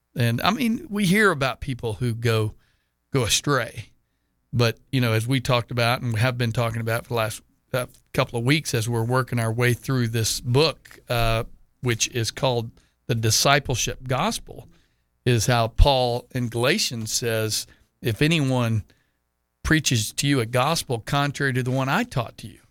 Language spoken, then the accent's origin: English; Texas, United States; now in Jacksonville, United States; my home state of Texas